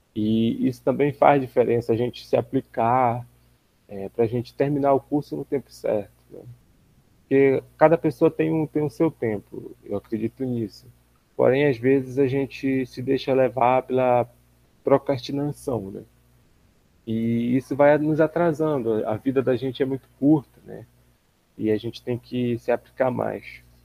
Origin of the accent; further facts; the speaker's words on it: Belém, Pará, Brazil; moved away as an adult; now in Miracema, Brazil; Eu sou natural de Belém do Pará